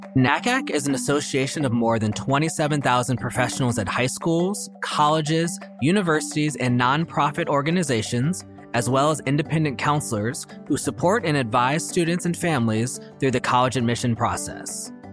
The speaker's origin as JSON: {"language": "English", "town": "Oakland", "region": "California", "country": "United States", "tie": "born or raised there", "said": "a school in my hometown of Oakland"}